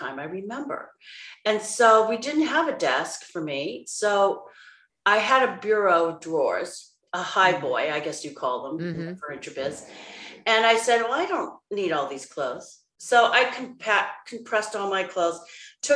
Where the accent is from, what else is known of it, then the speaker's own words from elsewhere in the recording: Seattle, Washington, United States; moved away as an adult; also born or lived in Boston; I was born here in Seattle